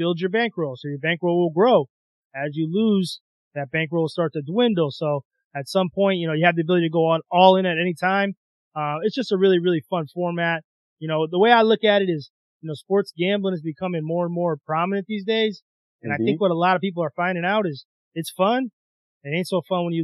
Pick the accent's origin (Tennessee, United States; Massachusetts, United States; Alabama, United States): Massachusetts, United States; also born or lived in South Bend, Indiana; I'm originally from Massachusetts. So I was able to move back here, let him be around family a little bit.